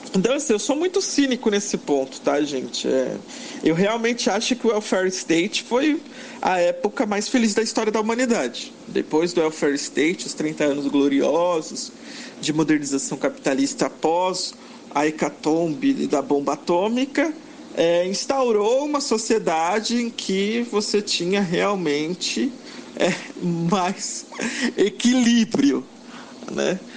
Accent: Brazil; nós somos brasileiros

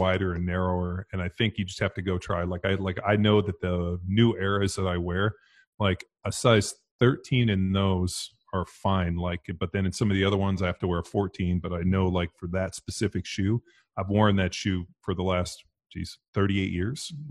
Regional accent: Southern California, United States; me growing up in Southern California.

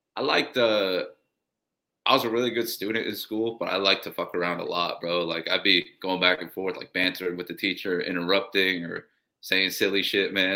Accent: Columbus, Ohio, United States; also born or lived in Oaxaca, Mexico; I was born here, but then I was raised in Mexico. So when they brought me back, they raised me full Mexican

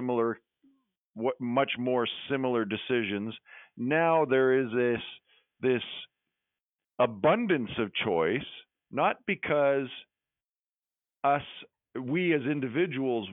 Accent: Western Canada, Canada; now in Elora, Canada; when I grew up in Western Canada

